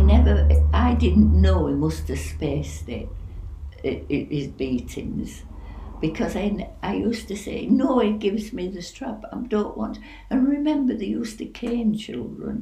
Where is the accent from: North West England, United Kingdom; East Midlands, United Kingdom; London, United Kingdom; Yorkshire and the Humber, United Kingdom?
Yorkshire and the Humber, United Kingdom; Bradford; also born or lived in Linton Camp; they'd built a, a housing estate in Bradford, and we were the first tenants in in the place